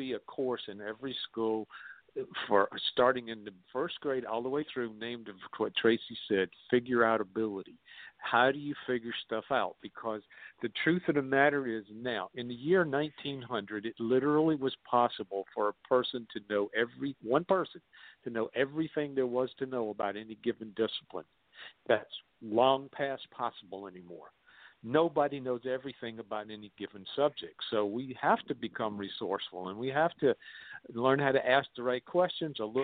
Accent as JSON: {"language": "English", "region": "South Carolina", "country": "United States", "tie": "born or raised there"}